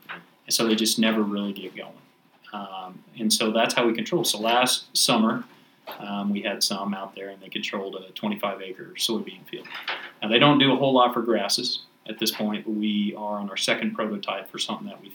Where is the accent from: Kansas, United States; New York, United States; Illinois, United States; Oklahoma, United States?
Kansas, United States; Haven; I grew up in Kansas, Haven, Kansas, small town west of Wichita.